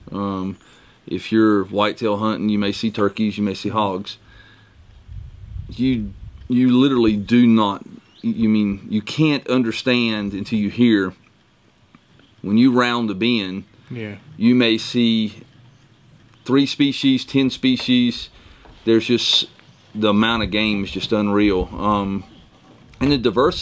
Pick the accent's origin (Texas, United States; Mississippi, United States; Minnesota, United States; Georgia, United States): Georgia, United States; Glennville; I'm from South Georgia, a little town called Glenville, middle of nowhere